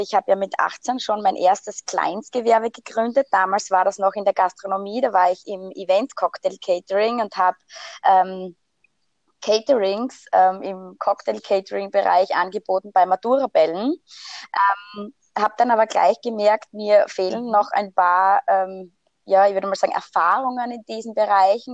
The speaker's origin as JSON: {"language": "German", "region": "Styria", "country": "Austria", "also_born_or_lived": "Switzerland", "said": "bei uns in der Steiermark, weil bei uns gibt es das gar nicht. Und bin dann tatsächlich mit 23 nach Hause gekommen"}